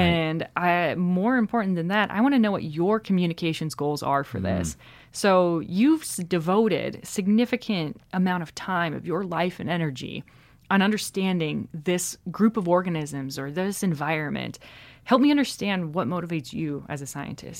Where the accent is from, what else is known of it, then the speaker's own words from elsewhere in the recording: South Dakota, United States; now in Chicago, United States; I grew up in South Dakota